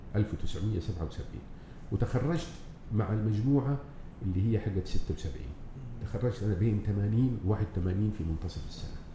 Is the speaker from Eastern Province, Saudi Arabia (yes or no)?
no; Jeddah, Makkah Province, Saudi Arabia; moved away as an adult; also born or lived in Yanbu; أنا تولدت في جدة من أسرة كريمة طيبة أنعم الله عليه بها، متواضعة، عادية